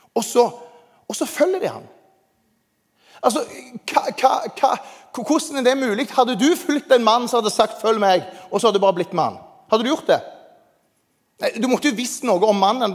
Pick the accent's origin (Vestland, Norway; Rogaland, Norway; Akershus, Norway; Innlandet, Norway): Rogaland, Norway; Jæren; der jeg kommer fra